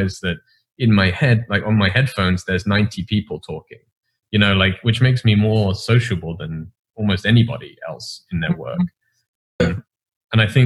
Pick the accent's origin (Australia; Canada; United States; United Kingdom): United Kingdom; England; as an English person, you live this sheltered life